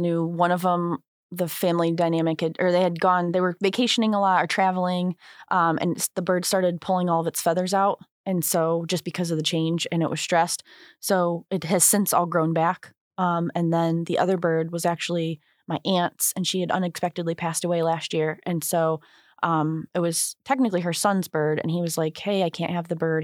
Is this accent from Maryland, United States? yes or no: no; St. Anne, Illinois, United States; also born or lived in Joliet / Wilmington / St. Louis; we moved to Saint Ann, my mother and I did, uh, when I was starting second grade. So Saint Ann from second grade up through high school